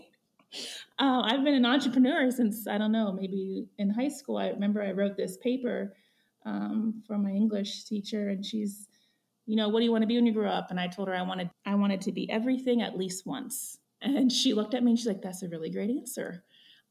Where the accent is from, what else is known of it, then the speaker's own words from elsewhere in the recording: Ohio, United States; moved away as an adult; now in Jackson, United States; I'm from the Midwest. I grew up in Ohio, moved to Jackson